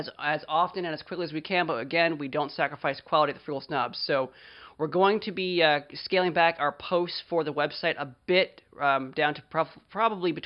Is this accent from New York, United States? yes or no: no; Frederick, Maryland, United States; my hometown of Frederick, Maryland, USA